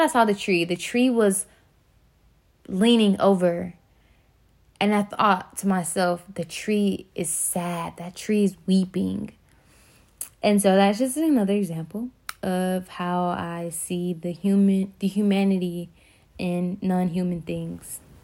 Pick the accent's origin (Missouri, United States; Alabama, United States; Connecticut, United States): Alabama, United States; Birmingham; I'm from Birmingham, Alabama